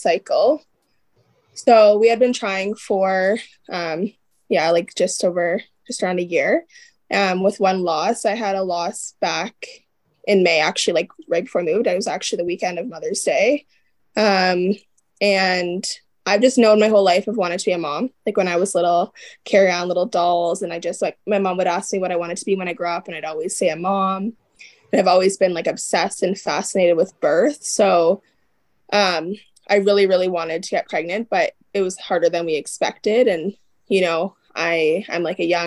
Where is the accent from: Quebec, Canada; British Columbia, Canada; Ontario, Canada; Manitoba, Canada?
Ontario, Canada; moved away as an adult; now in Alberta, Canada; I am, an Ontario native